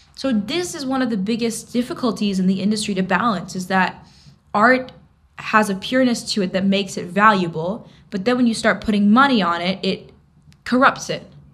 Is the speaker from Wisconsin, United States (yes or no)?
no; New York City, New York, United States; In New York, I could literally be 15 and playing in these cool clubs downtown